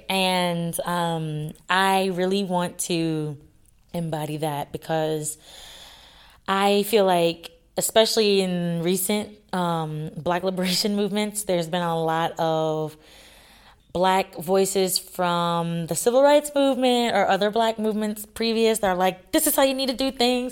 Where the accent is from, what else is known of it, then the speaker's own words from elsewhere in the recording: across the lake from New Orleans, Louisiana, United States; moved away; my family is, we're from Louisiana, right across the lake from New Orleans.